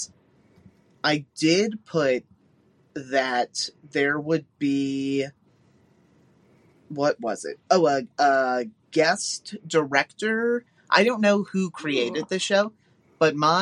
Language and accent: English; Ohio, United States; We grew up in Ohio.